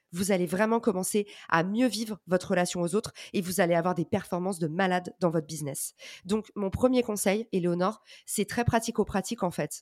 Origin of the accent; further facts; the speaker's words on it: France; accent: thick French accent (in English); j'ai un accent français à couper au couteau